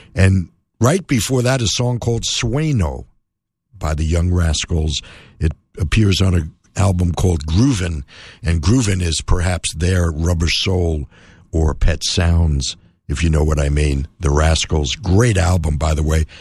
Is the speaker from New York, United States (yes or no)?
yes; New York City, New York, United States; moved away; also born or lived in Miami; I grew up in New York City